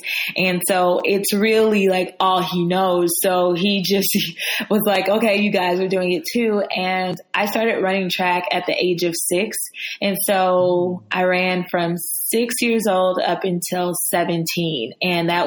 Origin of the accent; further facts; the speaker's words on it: Atlanta, Georgia, United States; I was born and raised in Atlanta